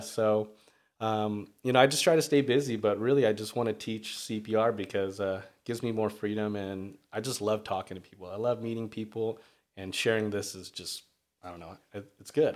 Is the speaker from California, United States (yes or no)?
yes; Redondo Beach, California, United States; I'm from Redondo Beach. Um, I moved there maybe grade school, so I'd like to say that's my hometown